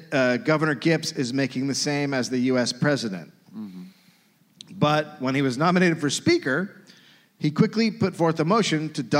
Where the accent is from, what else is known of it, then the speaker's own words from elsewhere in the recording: United States; As an American comedian